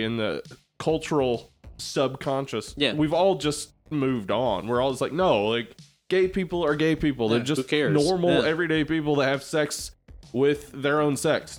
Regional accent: Jefferson County, the South, United States; I grew up here in Jefferson County.

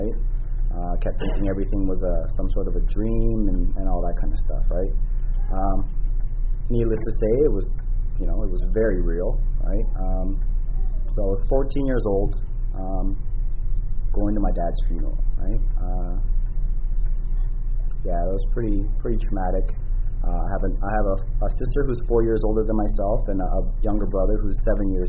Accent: Toronto, Ontario, Canada; I was born and raised in Toronto

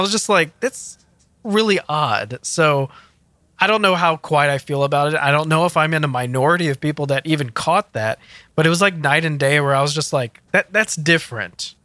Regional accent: Houston, Texas, United States; I'm from Houston

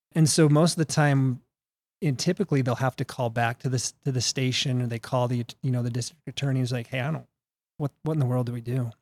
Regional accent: Salt Lake City, Utah, United States; also born or lived in New Mexico; I was born and raised right here in Utah, uh, Salt Lake City.

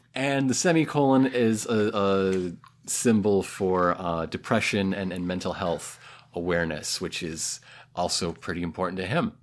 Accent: United States; As an American

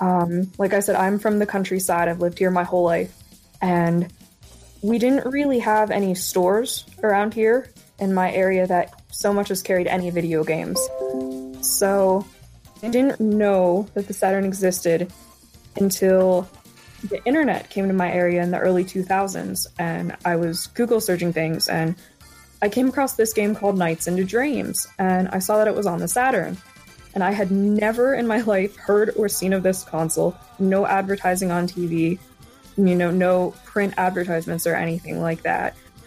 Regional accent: Pennsylvania, United States; I am from Pennsylvania

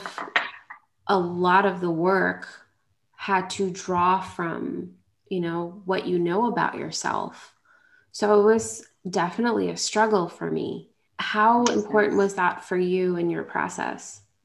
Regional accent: Long Island, New York, United States; I grew up in Long Island

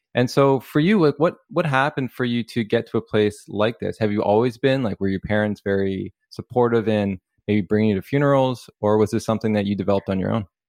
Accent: Canada; we're from Canada

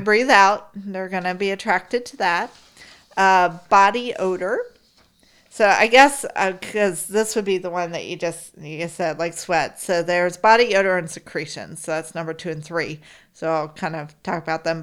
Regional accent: Florida, United States; growing up in Florida

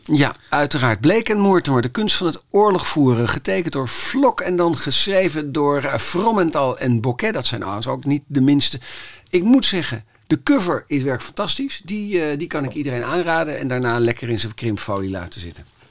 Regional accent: Amsterdam, North Holland, Netherlands; ik kom dan toevallig uit Amsterdam

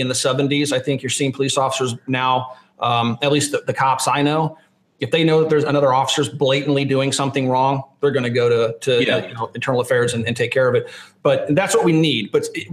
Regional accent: Lawrence, Kansas, United States; moved away; When I was a kid growing up in Lawrence, Kansas

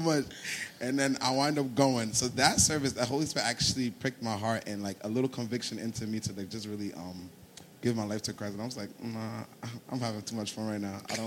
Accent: Ghana; moved away; also born or lived in New Jersey; I'm originally from Ghana

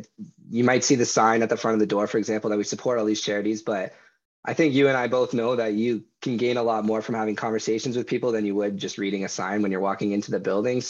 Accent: Aurora, Ontario, Canada; I come from Aurora, but I'm somewhat in the area as well.

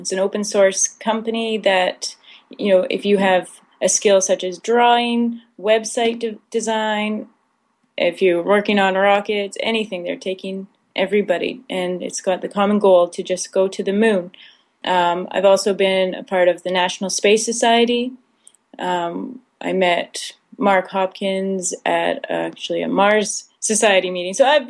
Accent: Saskatchewan, Canada; I grew up in Saskatchewan

